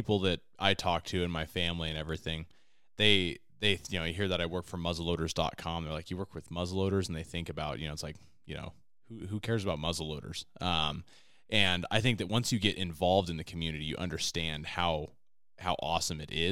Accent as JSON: {"language": "English", "region": "West Coast", "country": "United States", "tie": "born or raised there", "said": "I was born and raised on the West Coast"}